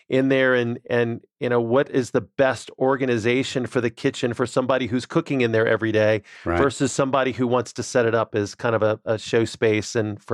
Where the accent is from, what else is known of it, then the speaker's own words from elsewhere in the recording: New Orleans, Louisiana, United States; So I grew up in New Orleans, Louisiana